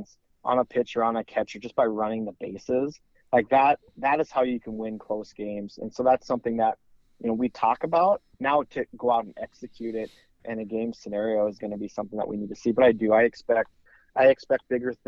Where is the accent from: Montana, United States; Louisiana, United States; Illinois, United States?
Montana, United States; now in East Grand Forks, United States; I grew up in Montana, and in Montana, we still don't have high school baseball.